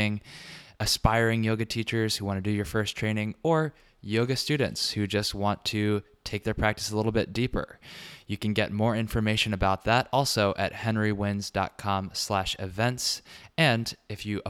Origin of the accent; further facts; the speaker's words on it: Richmond, Virginia, United States; now in New York, United States; Richmond, Virginia, my hometown